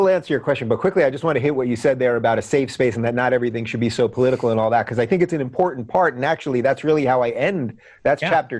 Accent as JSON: {"language": "English", "region": "New York", "country": "United States", "said": "I am a child of Nassau County."}